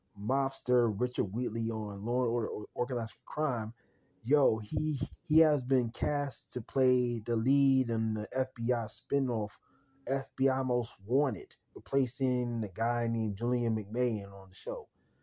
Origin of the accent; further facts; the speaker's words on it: Jamaica; I hate the snow. I'm from Jamaica, man. We hate snow, man.